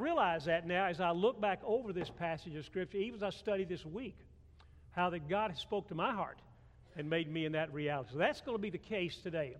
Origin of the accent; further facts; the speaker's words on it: Atlanta, Georgia, United States; I grew up Methodist in Atlanta, Georgia